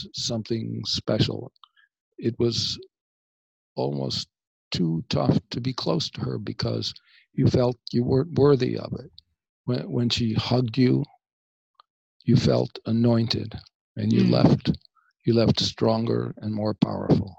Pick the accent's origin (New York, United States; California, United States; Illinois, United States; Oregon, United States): New York, United States; Buffalo; I grew up in Buffalo, New York